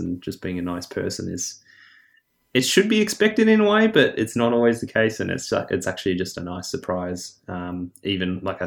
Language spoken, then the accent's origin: English; Victoria, Australia; as a Victorian, we're, you know, used to the freezing cold water.